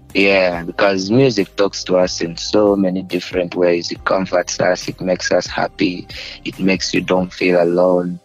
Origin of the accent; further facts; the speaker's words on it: Uganda; people used to think I'm not from Uganda